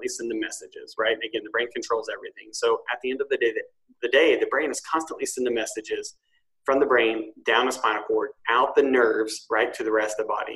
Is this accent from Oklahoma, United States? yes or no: yes; Tahlequah, Oklahoma, United States; moved away; I'm originally from Tahlequah, Oklahoma, a small town.